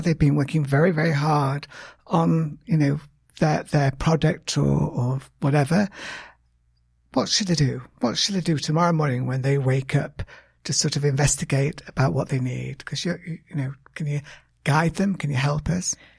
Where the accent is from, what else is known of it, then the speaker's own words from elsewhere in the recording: United Kingdom; now in United States; I'm British